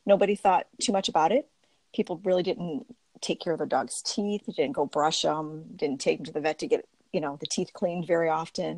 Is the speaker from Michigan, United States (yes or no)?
yes; Warren, Michigan, United States; I grew up in Warren, Michigan, which is a suburb of Detroit